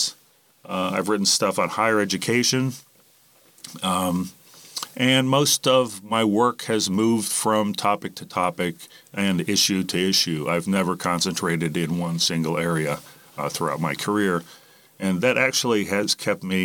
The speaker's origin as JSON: {"language": "English", "town": "Miami", "region": "Florida", "country": "United States", "tie": "born or raised there", "said": "I grew up in Miami, Florida"}